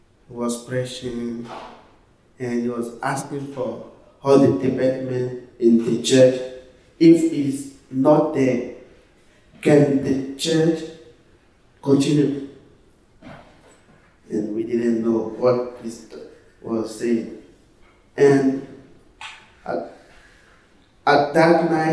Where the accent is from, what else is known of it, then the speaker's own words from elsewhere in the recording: Côte d’Ivoire; English is a second language; I'm from Ivory Coast in West Africa, so we speak French